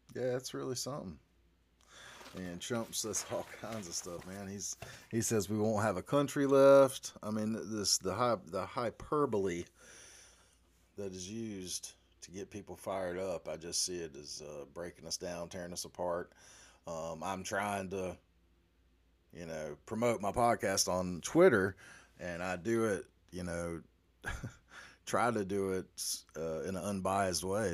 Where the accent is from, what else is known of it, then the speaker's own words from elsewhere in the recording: the South, United States; I am a Southerner